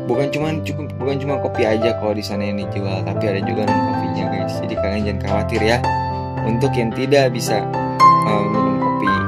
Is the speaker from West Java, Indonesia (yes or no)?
yes; Bogor, West Java, Indonesia; born there; karena aku uh, lahirnya di kota Bogor